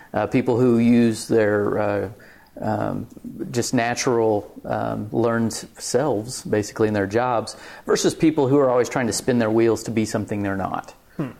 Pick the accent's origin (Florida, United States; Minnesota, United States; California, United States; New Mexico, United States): New Mexico, United States; Clovis; now in Lubbock, United States; I'm from Clovis, New Mexico